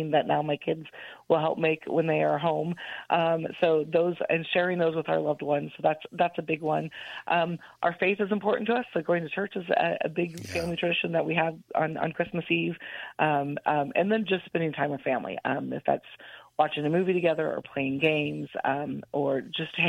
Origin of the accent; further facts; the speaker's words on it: Midwest, United States; moved away as an adult; now in Central Texas, United States; I grew up in the Midwest